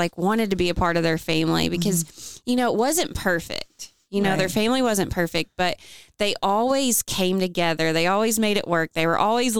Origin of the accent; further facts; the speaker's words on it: Owensboro, Kentucky, United States; I'm from Owensboro, Kentucky. Went to school here. Never really left